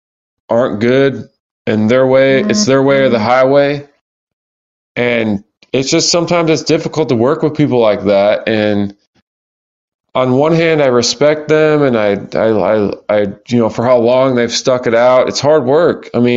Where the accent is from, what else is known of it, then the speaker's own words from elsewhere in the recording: North Carolina, United States; I'm from North Carolina.